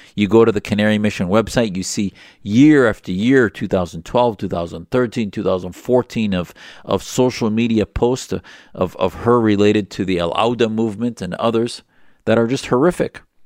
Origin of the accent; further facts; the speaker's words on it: United States; as an American